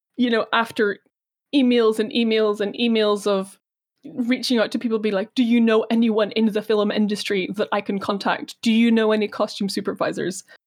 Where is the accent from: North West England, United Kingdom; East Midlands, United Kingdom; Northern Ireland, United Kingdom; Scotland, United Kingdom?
Northern Ireland, United Kingdom; Belfast; I was born here. Uh, I was born here, grew up here